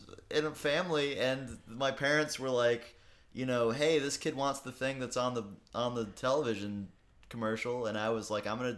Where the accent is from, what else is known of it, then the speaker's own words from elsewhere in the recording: Texas, United States; I'm from Texas